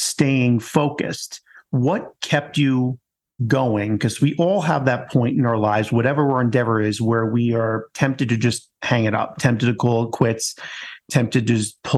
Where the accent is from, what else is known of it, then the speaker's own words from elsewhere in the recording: New York, United States; as another New Yorker